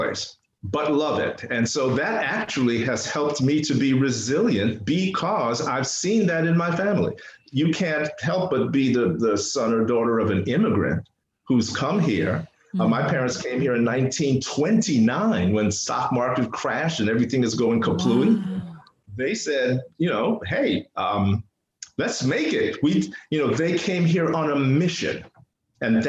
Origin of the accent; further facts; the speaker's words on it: New York City, New York, United States; first language English; also born or lived in Spanish Harlem, New York City; by the time I was born, they settled in the Bronx, which is where I grew up